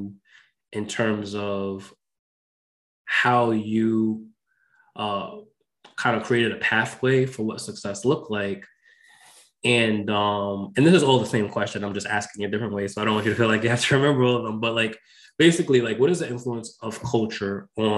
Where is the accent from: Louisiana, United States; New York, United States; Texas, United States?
New York, United States; Westchester County; I also grew up in New York, I grew up in Westchester County